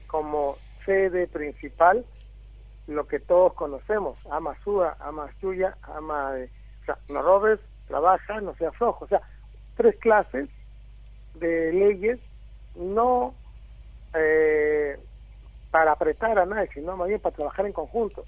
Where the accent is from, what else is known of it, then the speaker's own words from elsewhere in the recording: Peru; moved away as an adult; now in Argentina; En mi país trabajé en el programa Juntos, que es un programa social a nivel nacional de Perú